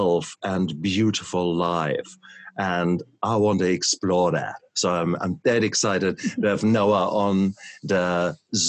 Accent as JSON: {"language": "English", "country": "Germany", "moved": "yes", "said": "So I come from Germany, where we always have yummy, yummy food."}